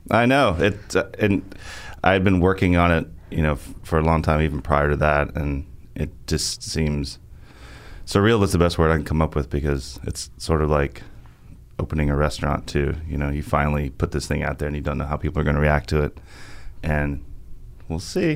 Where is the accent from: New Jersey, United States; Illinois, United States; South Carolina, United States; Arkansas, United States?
Arkansas, United States; also born or lived in New York City / Vermont; now in Nashville, United States; my home state right in half, which makes sense to me because Arkansas is kind of the tale of, of two states